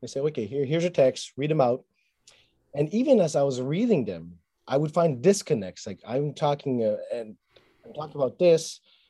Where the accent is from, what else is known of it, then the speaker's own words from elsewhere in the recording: Montreal, Quebec, Canada; I was raised in Montreal, learned French and English